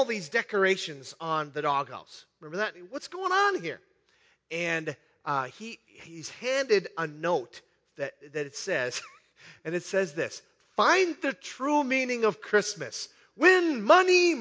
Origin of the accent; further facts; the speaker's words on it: Iron Range, Minnesota, United States; Where I grew up on the Iron Range in the 60s and early 70s